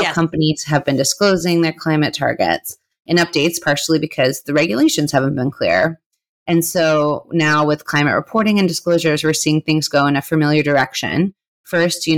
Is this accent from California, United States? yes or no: yes; California, United States; my home state